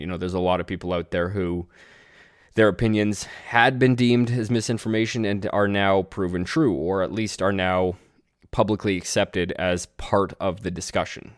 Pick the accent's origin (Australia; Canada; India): Canada; as a Canadian